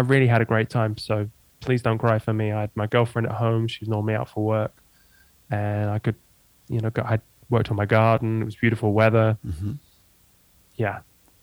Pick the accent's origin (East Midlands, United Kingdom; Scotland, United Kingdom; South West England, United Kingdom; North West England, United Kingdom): East Midlands, United Kingdom; Lincoln; moved away as an adult; also born or lived in Amsterdam; I grew up in Lincoln, so yeah, I went to school